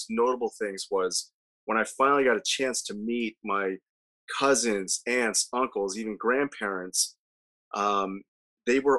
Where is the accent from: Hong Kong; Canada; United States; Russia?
United States; Delaware; also born or lived in Guyana; I grew up in Delaware